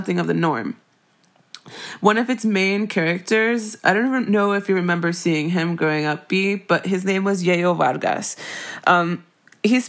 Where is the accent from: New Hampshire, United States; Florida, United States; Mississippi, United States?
Florida, United States; Miami; growing up in Miami